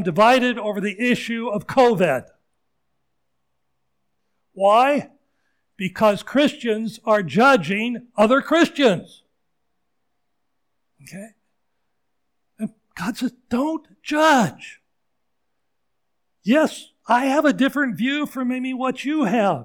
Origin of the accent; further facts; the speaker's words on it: Seattle, Washington, United States; moved away as an adult; also born or lived in Wayne, New Jersey; the church I grew up in Ballard, in Seattle area, Scandinavian church